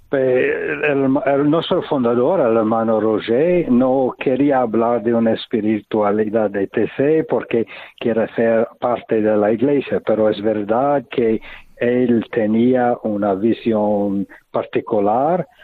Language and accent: Spanish; United States; Spanish is a second language; moved away as an adult; now in Taizé, France; vengo de los Estados Unidos y estu estuve en, en Europa